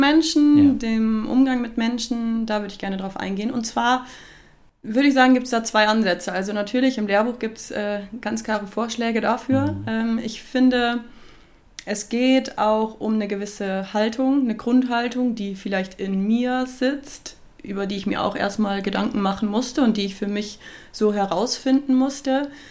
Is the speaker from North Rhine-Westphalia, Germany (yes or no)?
yes; near Cologne, North Rhine-Westphalia, Germany; moved away as an adult; also born or lived in Augsburg, Germany; now in Nuremberg, Germany; ich bin in der Nähe von Köln groß geworden und bin dort zur Schule gegangen